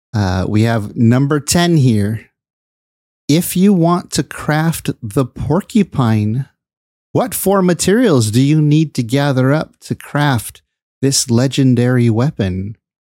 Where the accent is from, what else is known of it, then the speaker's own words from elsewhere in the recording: Bay Area, California, United States; I live in the uh, Bay Area